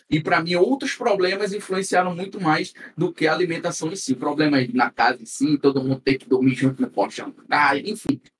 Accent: Northeast Region, Brazil; accent: nordestino; como eu sou nordestino, e a gente sabe que o sotaque nordestino já é um pouco é arrastado.

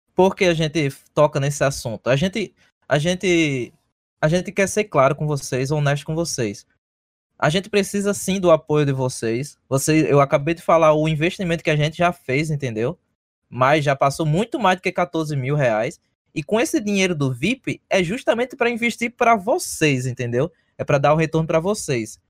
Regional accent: Brazil; now in United States

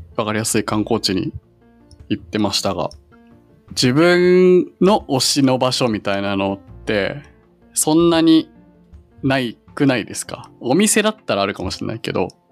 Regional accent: Yokohama, Kanagawa, Japan; moved away as an adult; also born or lived in Kitakyushu, Fukuoka; now in Nagasaki, Japan; そっから横浜に住み始めてるんで、まあ横浜生活のが長いんですけど

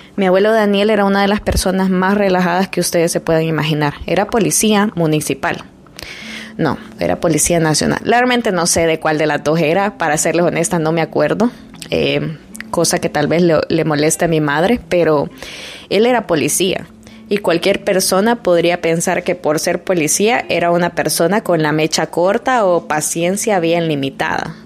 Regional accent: El Salvador; moved away; yo soy de Salvador

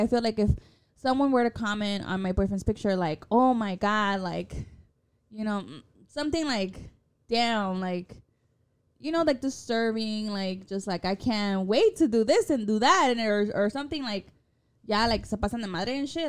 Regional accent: Chicago, Illinois, United States; we're from Chicago

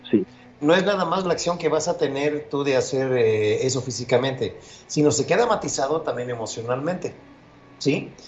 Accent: near Papantla, Veracruz, Mexico; mi, eh, tierra, donde yo, por, donde yo nací, más al norte. Eso es en Papantla, Veracruz

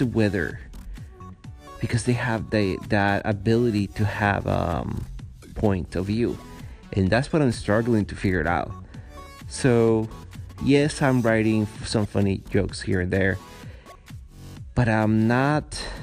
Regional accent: Guatemala; English is a second language; moved away as an adult; also born or lived in San Francisco, United States / Los Angeles, United States / New York, United States; now in Montreal, Canada; I come from Guatemala

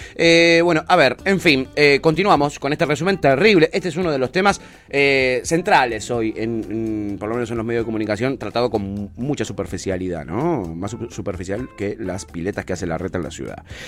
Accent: Ezeiza, Buenos Aires Province, Argentina; en Ezeiza, de donde yo soy oriundo, yo tengo eh, eh, amigos de la infancia

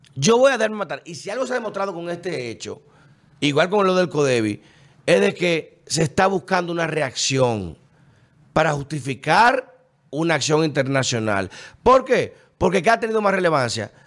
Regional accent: Dominican Republic; los dominicanos entendemos eso, porque gracias a Dios hemos sido el país más estable de la región

